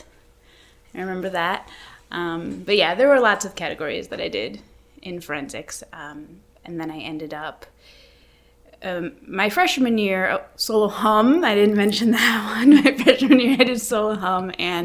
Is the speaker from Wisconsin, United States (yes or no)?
yes; Sheboygan, Wisconsin, United States; moved away as an adult; also born or lived in Kenosha, Wisconsin / Milwaukee, Wisconsin / Minnesota; I grew up in Sheboygan, so when I was doing forensics, I was at Sheboygan South